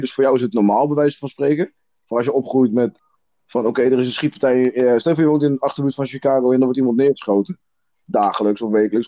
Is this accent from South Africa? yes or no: yes; South Africa; now in Netherlands; ik ben zelf Zuid-Afrikaans